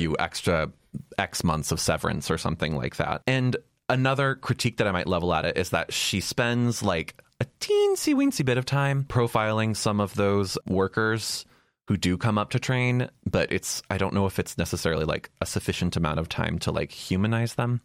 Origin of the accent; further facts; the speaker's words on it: Ohio, United States; moved away; also born or lived in Texas; My home state, Ohio